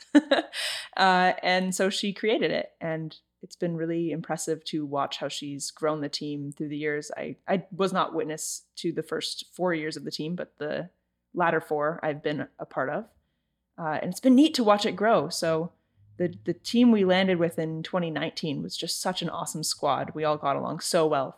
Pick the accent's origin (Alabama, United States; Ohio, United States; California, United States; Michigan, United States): California, United States; Santa Cruz; I am from Santa Cruz, California.